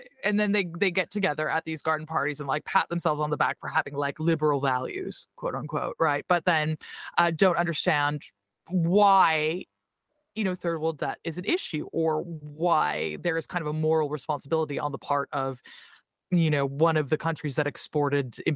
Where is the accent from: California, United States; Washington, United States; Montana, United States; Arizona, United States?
Washington, United States; Tacoma; accent: American; moved away as an adult; now in London, United Kingdom; I'm from South Tacoma